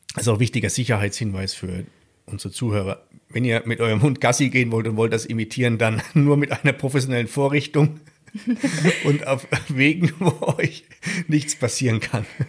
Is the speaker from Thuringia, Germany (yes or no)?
yes; South Thuringia, Germany; in Südthüringen, da wo ich herkomme